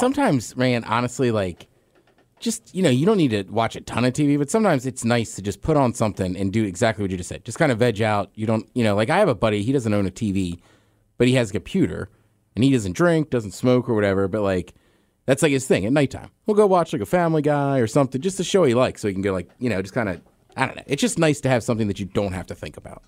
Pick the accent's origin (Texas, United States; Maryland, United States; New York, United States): Maryland, United States; around DC and Baltimore; There's where I grew up, around D C and Baltimore